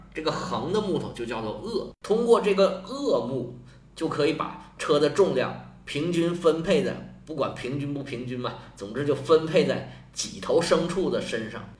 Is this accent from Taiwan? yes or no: no; China; 我们中国人